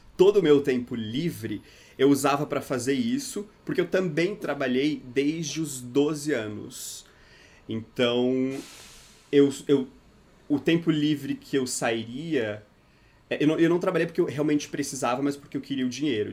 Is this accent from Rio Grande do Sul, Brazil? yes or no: no; interior of Santa Catarina, Brazil; moved away as an adult; now in São Paulo, Brazil; eu sou do interior de Santa Catarina. Fica três horas de Florianópolis, mais pro sul, assim, de Santa Catarina, é uma cidade chamada Sara